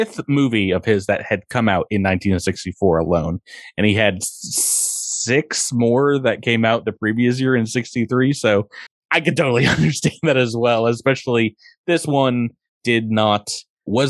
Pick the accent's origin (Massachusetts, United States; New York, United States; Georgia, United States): Massachusetts, United States; Massachusetts, my home state here